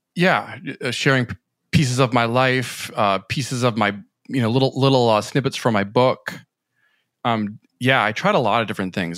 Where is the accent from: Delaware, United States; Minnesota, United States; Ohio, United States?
Minnesota, United States; moved away as an adult; also born or lived in New York City; after I moved from Minnesota to New York City.